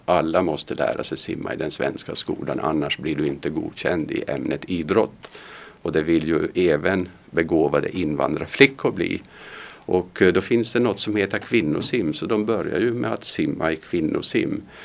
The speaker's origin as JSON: {"language": "Swedish", "country": "Finland", "tie": "born or raised there", "moved": "yes", "lives_now": "Sweden", "said": "När jag växte upp i Finland"}